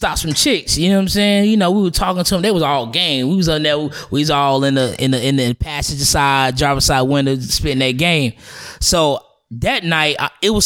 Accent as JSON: {"language": "English", "town": "Charlotte", "region": "North Carolina", "country": "United States", "said": "I'm from Charlotte"}